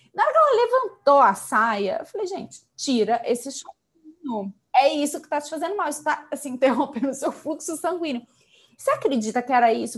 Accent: Belo Horizonte, Minas Gerais, Brazil; accent: mineiro; moved away; falar com mineiros é bom pra matar a saudade, só pelo, pelo nosso sotaque maravilhoso

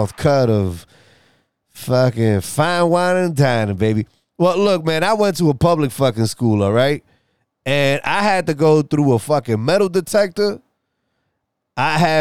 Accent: New York City, New York, United States; I'm from New York City

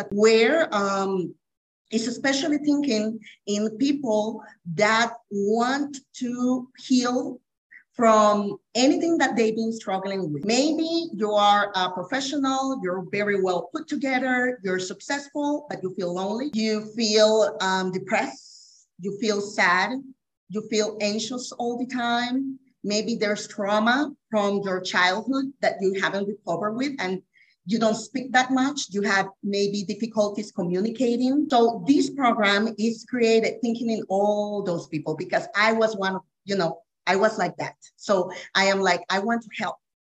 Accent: Costa Rica; I'm from Costa Rica, born and raised.

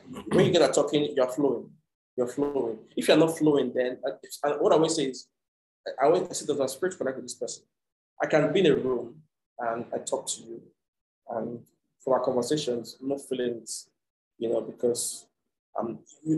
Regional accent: Nigeria; I'm from Nigeria, you know, and I go back and forth

